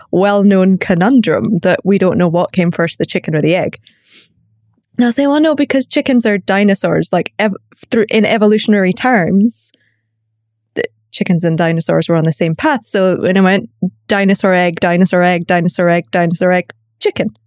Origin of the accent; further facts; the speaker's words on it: Scotland, United Kingdom; accent: Glaswegian; also born or lived in Northern Ireland / London, United Kingdom; I live in the UK. I grew up in Scotland. I was born in Northern Ireland. I get a lot of questions about my accent. So th- it's Glaswegian with a softening of having lived in London for a long time.